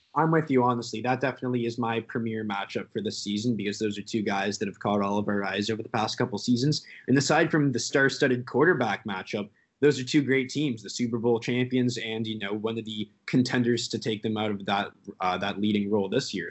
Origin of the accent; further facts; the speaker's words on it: Canada; we're Canadian